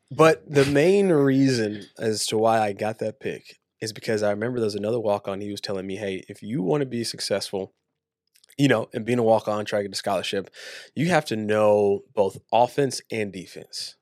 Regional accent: Waco, Texas, United States; was born and raised in Waco, Texas.

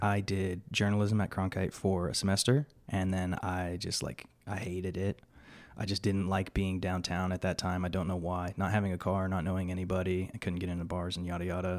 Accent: Yuma, Arizona, United States; also born or lived in Bellingham, Washington / Phoenix, Arizona; I was raised in Yuma, Arizona from the time I was three.

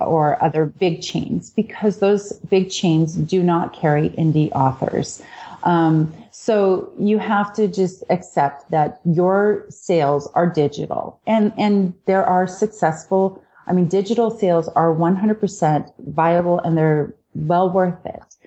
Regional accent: Washington, United States; I was raised in Washington state on a farm

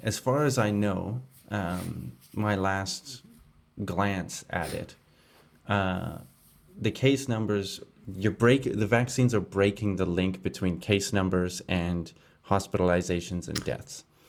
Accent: Canada; moved away; my home country of Canada

